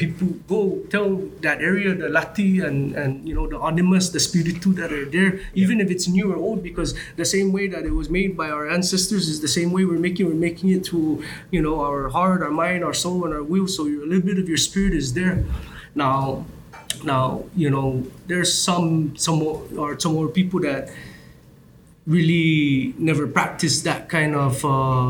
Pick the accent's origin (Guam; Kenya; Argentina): Guam; I grew up in Adelup, and you know, that area means a lot to me